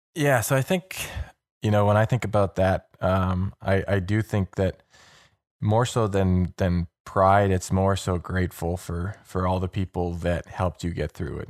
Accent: Toronto, Ontario, Canada; I grew up in Toronto, so I'm, you know, I grew up a Leaf fan

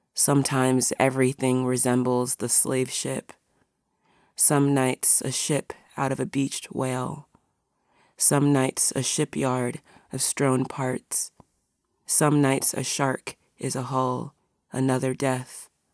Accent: near the Potomac River, Virginia, United States; moved away as an adult; I was born a few minutes from the Potomac River. Less than a month ago, I packed what I had and headed back to Virginia.

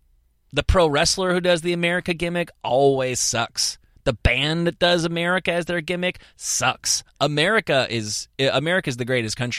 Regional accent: United States; Like, I thought I hated Russia because, you know, I'm all American

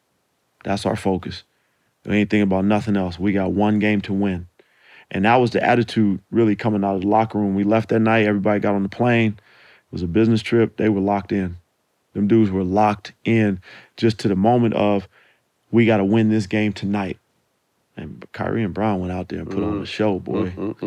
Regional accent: California, United States; I'm from the Bay, you know.

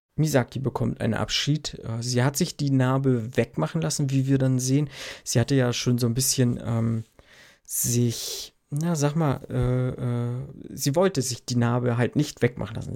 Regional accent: Germany; Bei uns in Deutschland

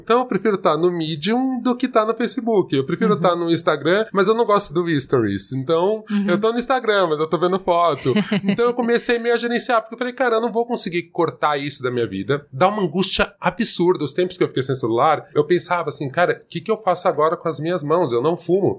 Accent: São Paulo, Brazil; eu sou de São Paulo, minha família mora aqui

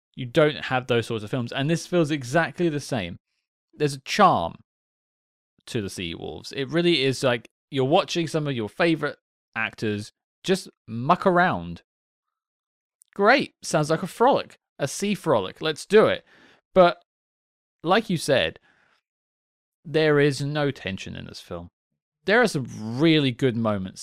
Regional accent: United Kingdom; as a British guy myself

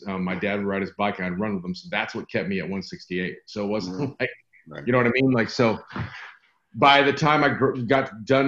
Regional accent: Santa Barbara, California, United States; now in Texas, United States; I live in Texas now, but I grew up in Santa Barbara, California

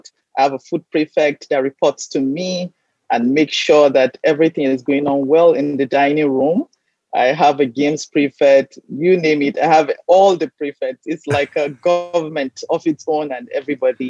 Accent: Kaduna State, Nigeria; also born or lived in Abuja, Nigeria; I was born in Kaduna State, Northwest Nigeria. I went to a boarding high school in Federal Capital, Abuja, because I left home really early for high school

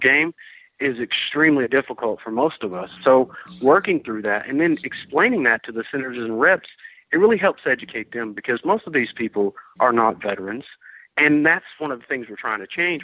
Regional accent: Georgia, United States; also born or lived in Vermont; I came back to Georgia because I wanted to take this fight um, back to my home state where I'm from

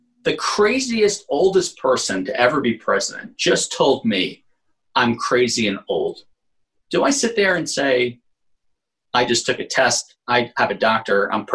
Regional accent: New York City, New York, United States; I grew up in Manhattan

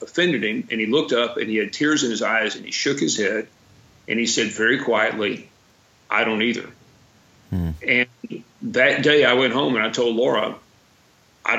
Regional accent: West Texas, United States; I was born in West Texas, educated at the University of Texas and Harvard Business School

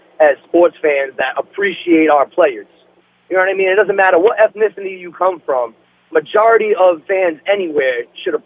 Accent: Boston, Massachusetts, United States; now in Providence, United States; I'm from the Boston area

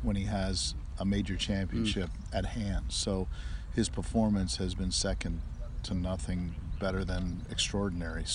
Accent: United States; I'm American

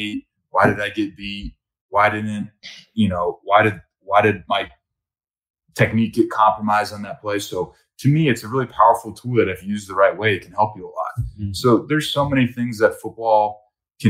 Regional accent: Cincinnati, Ohio, United States; I grew up in Ohio in a small private old boys school.

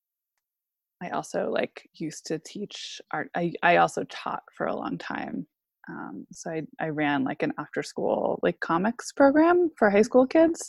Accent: Maine, United States; also born or lived in Alaska; I grew up mostly in Maine

